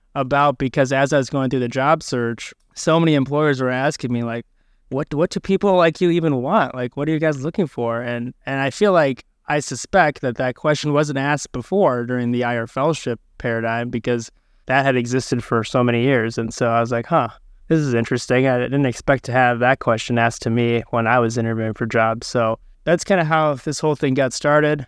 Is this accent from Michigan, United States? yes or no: yes; Michigan, United States; my background is I'm from Michigan